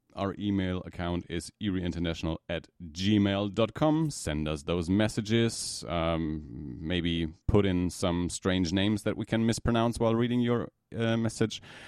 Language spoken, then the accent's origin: English; Germany; from Germany